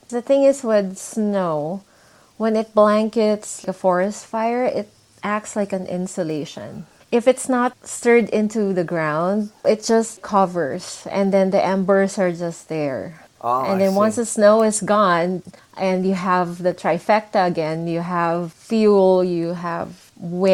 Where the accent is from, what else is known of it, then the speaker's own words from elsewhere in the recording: Philippines; moved away as an adult; also born or lived in Singapore / Dubai; I grew up in the Philippines